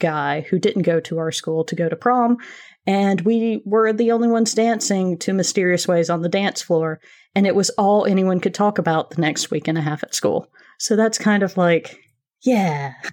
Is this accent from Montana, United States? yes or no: no; small town in Georgia, United States; moved away; also born or lived in Athens, Georgia; I'm not originally from Athens. I'm from a very, very, very small town several hours away